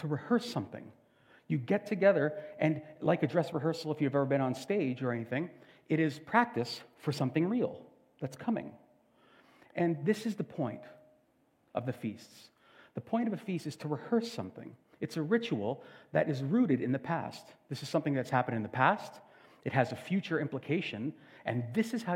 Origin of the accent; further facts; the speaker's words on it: Canada; We are Canadian